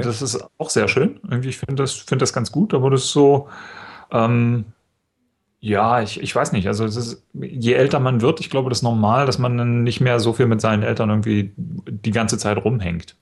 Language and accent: German; in the Harz, Saxony-Anhalt, Germany; moved away as an adult; now in Munich, Germany; ich komme ja aus Sachsen-Anhalt